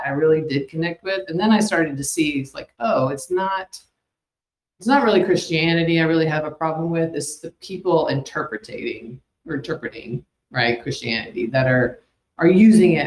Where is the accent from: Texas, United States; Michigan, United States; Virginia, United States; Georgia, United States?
Georgia, United States; outside of Atlanta; I'm in outside of Atlanta is where I grew up